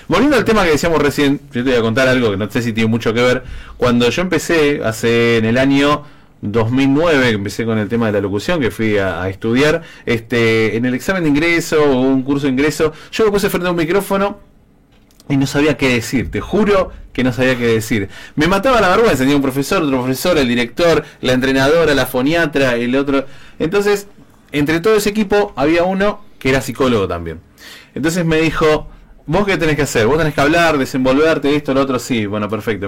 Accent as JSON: {"language": "Spanish", "country": "Argentina", "said": "como argentino"}